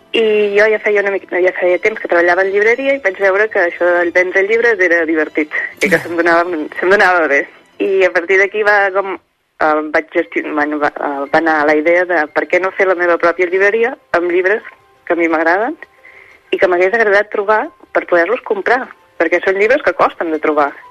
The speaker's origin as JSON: {"language": "Catalan", "region": "Catalonia", "country": "Spain", "said": "soc de Maries de Voltregà, un poble del costat"}